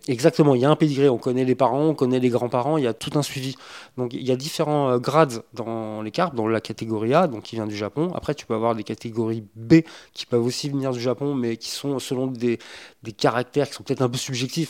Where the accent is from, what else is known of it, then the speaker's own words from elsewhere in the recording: France; nos contrées en France